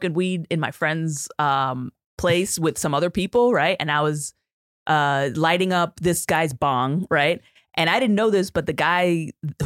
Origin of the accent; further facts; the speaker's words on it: New York City, New York, United States; also born or lived in Puerto Rico or Dominican Republic; I grew up in the Bronx